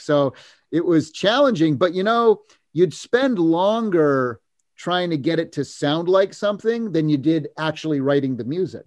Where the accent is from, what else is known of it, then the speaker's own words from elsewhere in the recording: Massachusetts, United States; moved away as an adult; now in California, United States; I grew up in Massachusetts